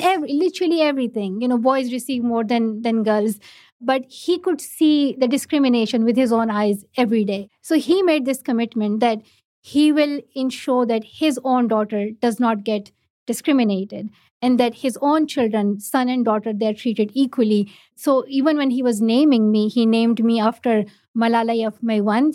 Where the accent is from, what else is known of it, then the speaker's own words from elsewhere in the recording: Pakistan; first language Pashto; English is a second language; For me, like I learned English in Urdu, not in my own mother tongue, not in Pashto, but in Urdu. It's just the education structure in Pakistan